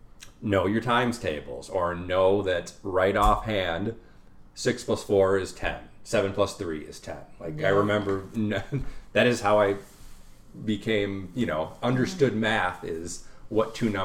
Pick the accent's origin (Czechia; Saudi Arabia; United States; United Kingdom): United States; Edina, Minnesota; also born or lived in South St. Paul, Minnesota; now in Buffalo, United States; I grew up in Edina. I graduated from Edina High School in 2001.